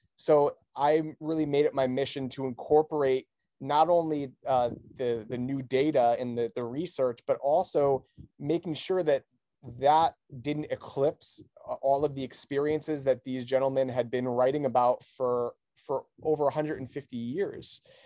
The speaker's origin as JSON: {"language": "English", "town": "Newington", "region": "Connecticut", "country": "United States", "tie": "born or raised there", "said": "the town that I grew up in, in Newington, Connecticut"}